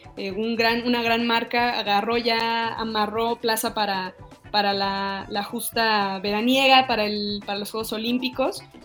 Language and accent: Spanish; Mexico; como mexicanos